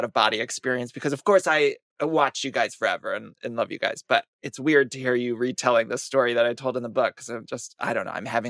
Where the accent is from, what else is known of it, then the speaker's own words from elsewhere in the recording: Ohio, United States; moved away; I'm from Ohio.